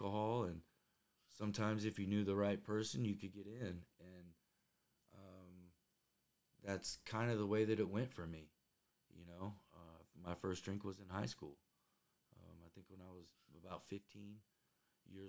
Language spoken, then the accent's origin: English; Indiana, United States; I grew up in Indiana